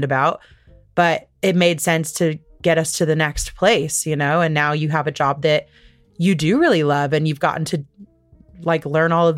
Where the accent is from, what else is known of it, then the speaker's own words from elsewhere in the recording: Midwest, United States; living in a place where we grew up in the Midwest